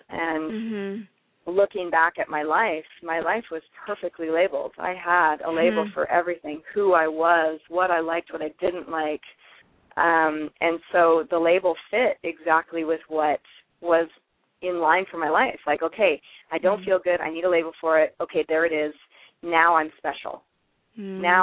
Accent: Alaska, United States; born and raised in Alaska, and I'm Alaskan.

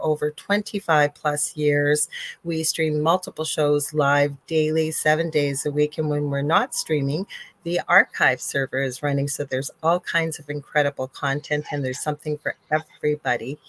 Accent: Canada; I'm a Canadian clairvoyant medium

